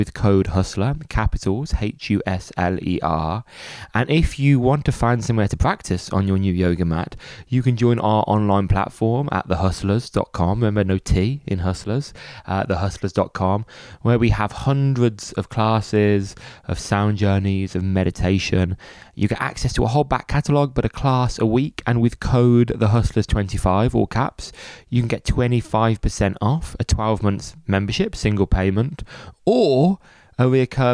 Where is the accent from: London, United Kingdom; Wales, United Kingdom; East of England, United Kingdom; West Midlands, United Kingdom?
West Midlands, United Kingdom; Birmingham; I'm from Birmingham, and I spent much of my childhood in a Cadbury social club